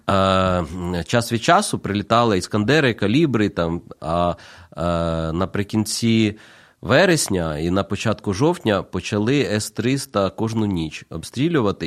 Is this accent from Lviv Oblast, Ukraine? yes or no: no; Kyiv, Ukraine; moved away as an adult; now in Zaporizhzhia, Ukraine; Я народився в Києві